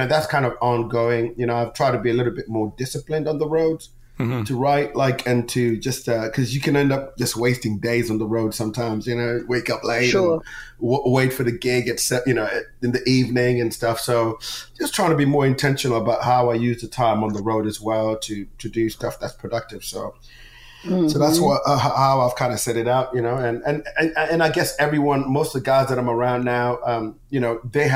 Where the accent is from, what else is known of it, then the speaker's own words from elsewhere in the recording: Zimbabwe; moved away; also born or lived in England; I'm Zimbabwean.